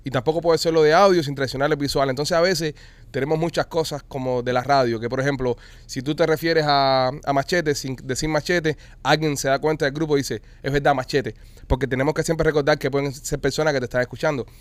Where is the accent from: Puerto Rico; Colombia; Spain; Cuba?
Cuba; accent: Cuban; now in Miami, United States; es un podcast hecho por cubanos. Nosotros aquí hablamos cubano, vaya, cubano, cubano.